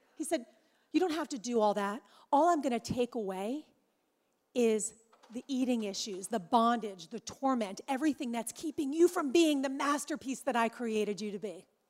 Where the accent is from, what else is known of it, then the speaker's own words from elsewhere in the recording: Orange County, California, United States; I'm from Orange County, California. Yes, it's much warmer there, y'all. Yeah, it's a little warmer. Uh, I live there with my husband James